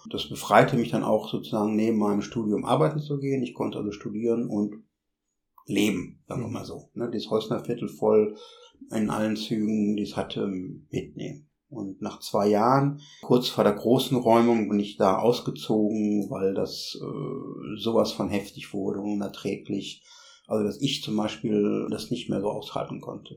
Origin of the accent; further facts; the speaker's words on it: Bochum, North Rhine-Westphalia, Germany; ich komme aus Bochum